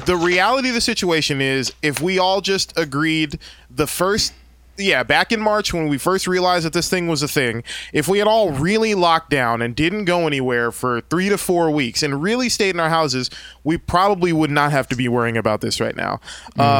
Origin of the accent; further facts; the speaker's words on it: San Bernardino, California, United States; I grew up in San Bernardino out in the Inland mm. Empire 909.